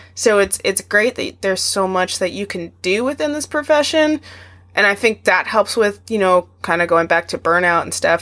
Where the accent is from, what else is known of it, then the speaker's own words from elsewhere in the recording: Arizona, United States; moved away; Arizona is my home state